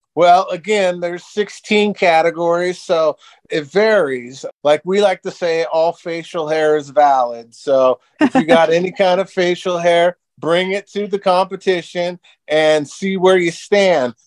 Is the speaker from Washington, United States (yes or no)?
yes; Seattle Tacoma area, Washington, United States; moved away as an adult; now in Las Vegas, United States; I'm originally from the Seattle Tacoma area, and I owned a live music venue in Tacoma.